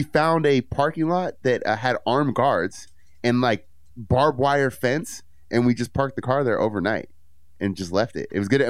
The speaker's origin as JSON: {"language": "English", "town": "San Francisco", "region": "California", "country": "United States", "said": "I'm from San Francisco."}